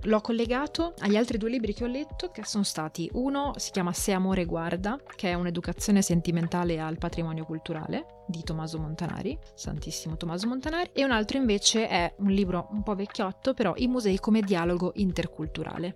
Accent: Italy

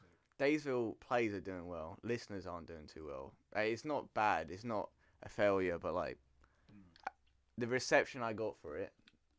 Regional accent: England, United Kingdom; he's from America, I'm from England.

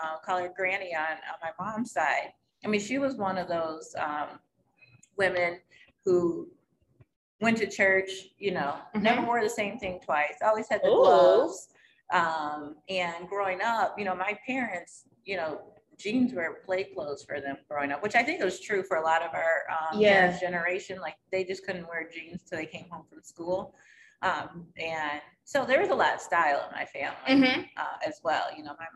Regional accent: West Bloomfield, Michigan, United States; also born or lived in East Lansing, Michigan / New York; I grew up in the Detroit area. I actually grew up outside of Detroit, West Bloomfield.

